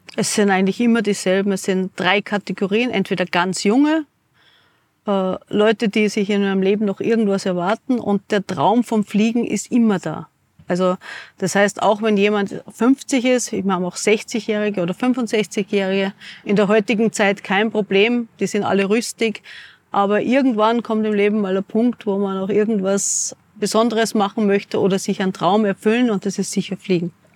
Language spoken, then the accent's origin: German; Munich, Bavaria, Germany; moved away as an adult; also born or lived in America / New Zealand; now in Hinterstoder, Austria; gehe ich wieder zurück nach München, ich bin eine Münchnerin